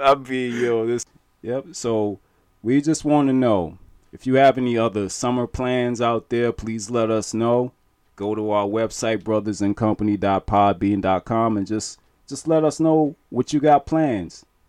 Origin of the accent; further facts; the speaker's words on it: Charleston, South Carolina, United States; we're from Charleston.